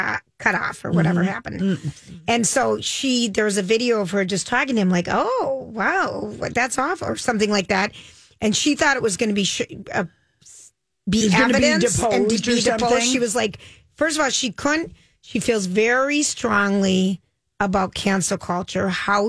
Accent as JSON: {"language": "English", "town": "Chicago", "region": "Illinois", "country": "United States", "said": "I'm from Chicago."}